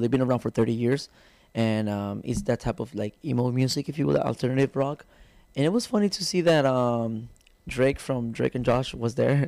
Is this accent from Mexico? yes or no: yes; Tijuana, Baja California, Mexico; also born or lived in Guadalajara, Jalisco; I'm from Tijuana, Mexico. Um, I was born there, born and raised there.